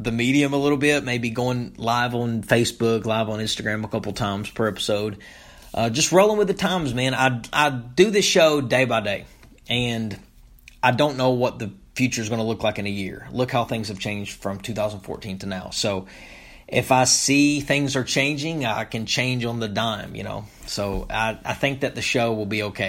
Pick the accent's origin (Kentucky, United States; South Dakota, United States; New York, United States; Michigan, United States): Kentucky, United States; Topmost; moved away; I grew up in a small town in eastern Kentucky called Topmost